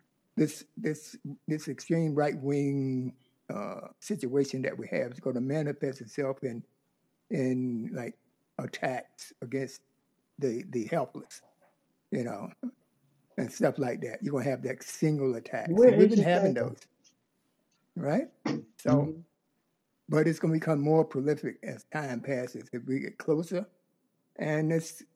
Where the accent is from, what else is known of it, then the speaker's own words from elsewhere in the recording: North Carolina, United States; I grew up in North Carolina